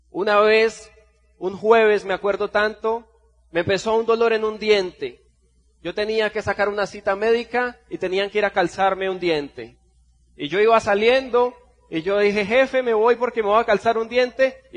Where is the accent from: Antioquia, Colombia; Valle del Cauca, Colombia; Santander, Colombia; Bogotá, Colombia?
Santander, Colombia; Bucaramanga; vengo desde Bucaramanga, Colombia